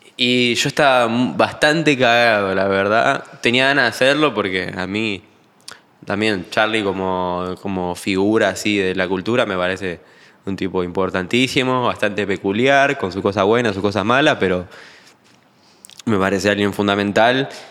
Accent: Argentina

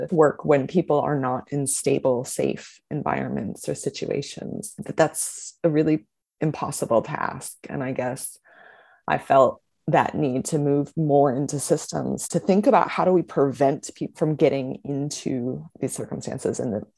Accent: Indiana, United States; also born or lived in Boston / Phoenix, Arizona / San Diego; now in Brisbane, Australia; I grew up in Indiana, sort of near Chicago, and moved on to Boston and then Phoenix, Arizona, and San Diego before coming to Brisbane

